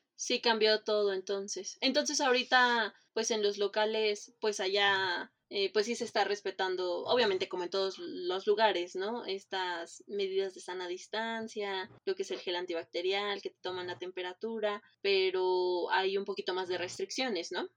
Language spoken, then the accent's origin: Spanish; Mexico City, Mexico; now in Cancún, Mexico; yo que soy de Iztapalapa también